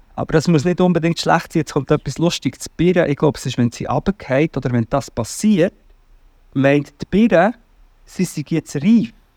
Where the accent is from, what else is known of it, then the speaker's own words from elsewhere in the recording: Portugal; moved away; ich bin ja in Portugal aufgewachsen